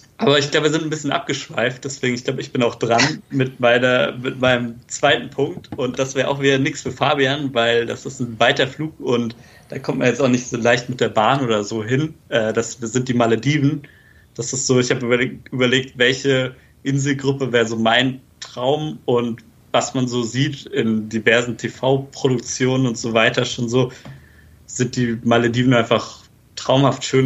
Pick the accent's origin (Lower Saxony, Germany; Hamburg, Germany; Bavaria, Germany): Bavaria, Germany; near the border with Hesse, northern; ich komme jetzt auch eher aus Bayern halt, zwar im Norden, auch eher so Grenze Richtung Hessen